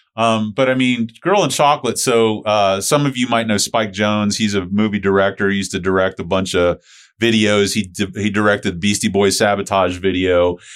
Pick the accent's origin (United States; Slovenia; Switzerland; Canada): United States; St. Petersburg, Florida; Chris and I grew up over in Saint Pete